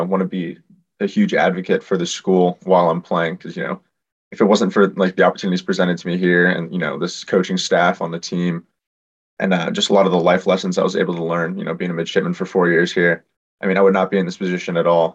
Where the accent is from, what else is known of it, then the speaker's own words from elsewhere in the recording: Los Angeles, California, United States; I'm from Los Angeles, so I actually grew up watching David Beckham play for Galaxy